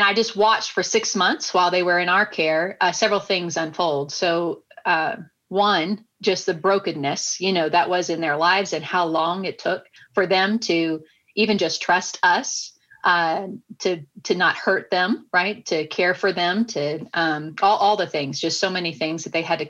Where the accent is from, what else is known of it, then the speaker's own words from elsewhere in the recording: Nashville, Tennessee, United States; I was growing up in Nashville, Tennessee